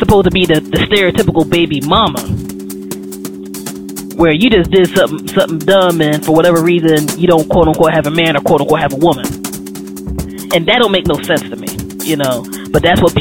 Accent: United States; I'm black American

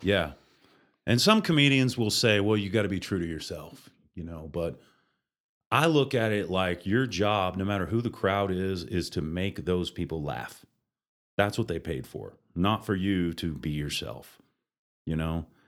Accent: Oklahoma City, Oklahoma, United States; moved away as an adult; now in Amarillo, United States; My dad worked for the railroad and we moved around quite a bit, but I grew up in Oklahoma, Oklahoma City, graduated from high school at Mustang

